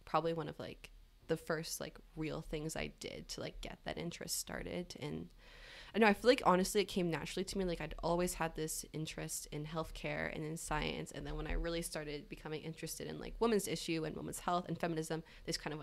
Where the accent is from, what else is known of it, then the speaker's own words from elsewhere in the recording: Victoria, British Columbia, Canada; moved away as an adult; now in Toronto, Canada; I'm from Victoria, BC